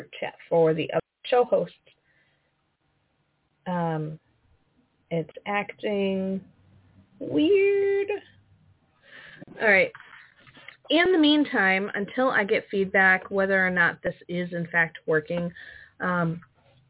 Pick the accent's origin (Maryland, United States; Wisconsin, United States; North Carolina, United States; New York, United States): Wisconsin, United States; I'm from Wisconsin. We've had like minus 56 with wind chill